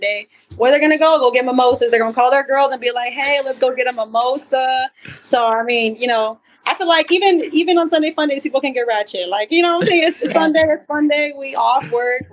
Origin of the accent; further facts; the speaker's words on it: the West Valley, Arizona, United States; In the Valley. Born and raised in Arizona.